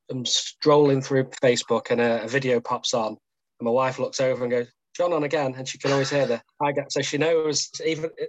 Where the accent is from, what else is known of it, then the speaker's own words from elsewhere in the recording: Macclesfield, North West England, United Kingdom; born and bred in Macclesfield.